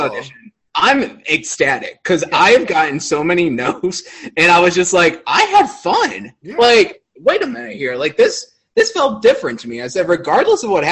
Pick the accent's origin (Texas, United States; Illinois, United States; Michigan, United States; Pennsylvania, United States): Illinois, United States; Chicago; moved away as an adult; now in Indiana, United States; I'm from Chicagoland